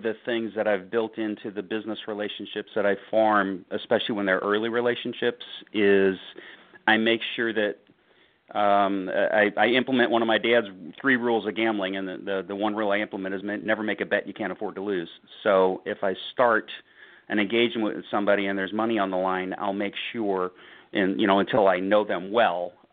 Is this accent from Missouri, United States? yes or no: yes; St. Louis, Missouri, United States; Born and raised in St. Louis